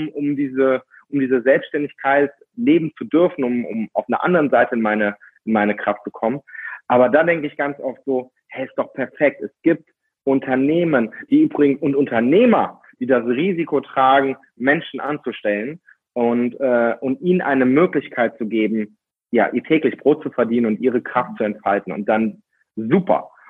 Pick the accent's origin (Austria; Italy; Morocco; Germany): Austria; Und ich komme aus Österreich und dort haben wir einige Berge